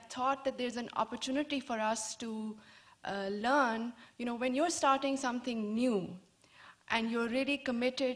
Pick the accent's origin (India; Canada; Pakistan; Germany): Pakistan; I'm from Pakistan